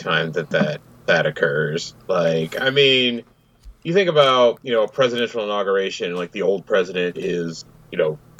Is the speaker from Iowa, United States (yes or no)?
no; Chicago, Illinois, United States; as a Chicagoan here